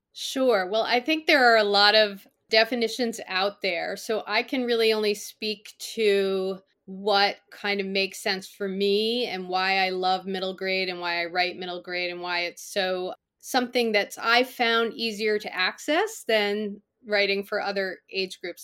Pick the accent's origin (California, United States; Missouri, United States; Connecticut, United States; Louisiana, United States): Connecticut, United States; I grew up in Connecticut